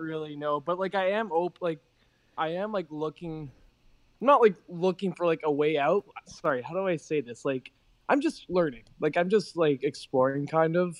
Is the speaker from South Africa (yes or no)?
no; Toronto, Ontario, Canada; I'm from Toronto